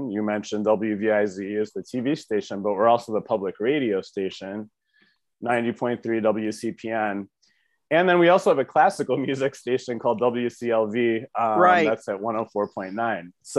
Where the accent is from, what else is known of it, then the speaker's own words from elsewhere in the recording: Brecksville, Ohio, United States; also born or lived in New York City; I'm from Cleveland, the suburbs. I grew up in Brecksville